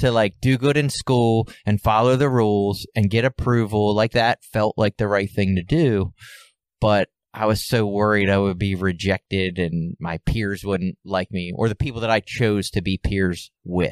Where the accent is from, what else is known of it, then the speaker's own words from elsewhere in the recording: Baltimore, Maryland, United States; I was born and raised in Baltimore City.